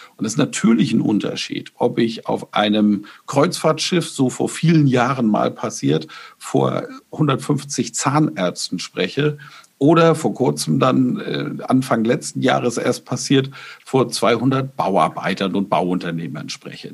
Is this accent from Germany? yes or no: yes; Bamberg, Bavaria, Germany; in meiner Heimatstadt Bamberg